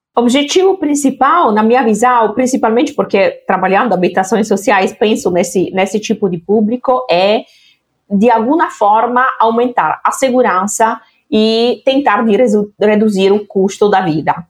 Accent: Italy; now in Brazil; da Itália, naturalmente, onde, onde eu nasci

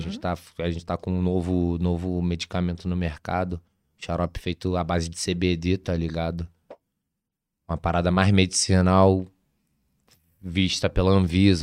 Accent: Brazil; Nunca saí do Brasil

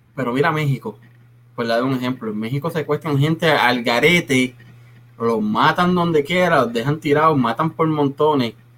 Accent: Puerto Rico; now in Texas, United States; cuando yo salí de Puerto Rico

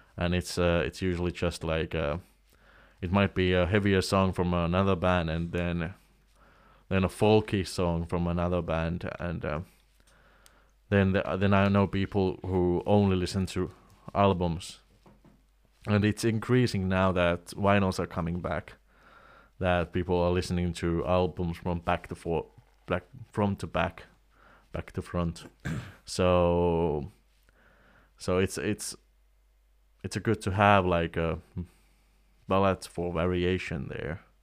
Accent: Oulu, North Ostrobothnia, Finland; in Oulu, in my hometown

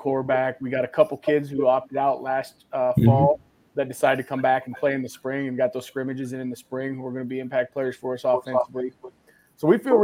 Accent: Chattanooga, Tennessee, United States; also born or lived in Illinois; I grew up in this area. I grew up in Chattanooga. I went to high school in Chattanooga

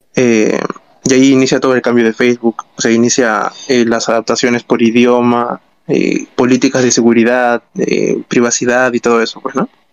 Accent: Callao, Peru; somos de Callao

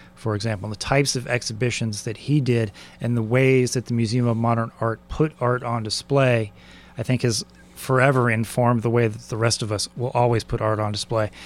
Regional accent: San Diego, California, United States; I grew up in San Diego

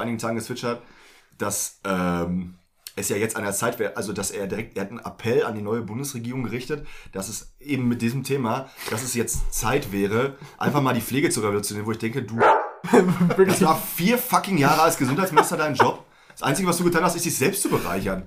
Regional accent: Germany; meiner Heimatstadt in Selben

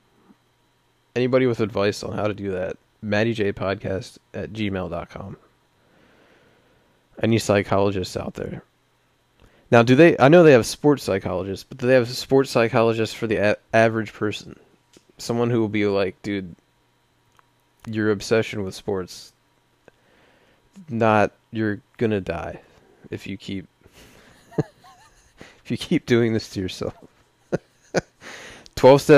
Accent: Baltimore, Maryland, United States; accent: Baltimore; my Baltimore accent

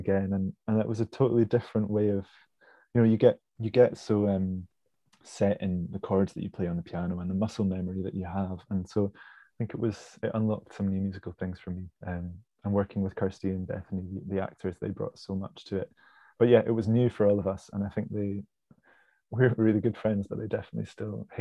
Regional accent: Pittenweem, Scotland, United Kingdom; also born or lived in Lower Largo; I grew up in the East Nuke of Fife in a little fishing village called Pittenweem, and then moved to Lower Largo just along the water.

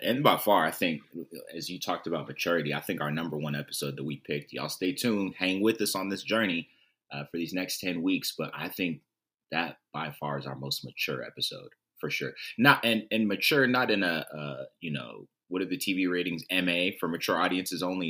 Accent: Southern California, United States; I'm from Southern California

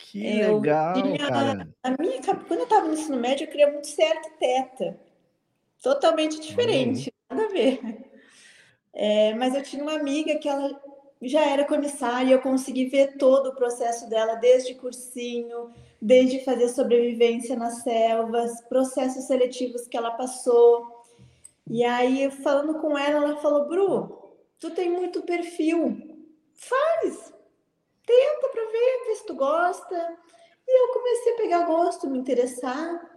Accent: Porto Alegre, Rio Grande do Sul, Brazil; now in São Paulo, Brazil; É, eu sou de Porto Alegre, né? Do Rio Grande do Sul.

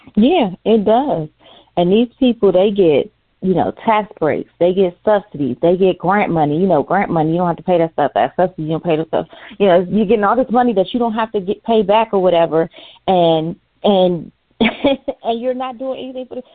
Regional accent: United States; me as an American

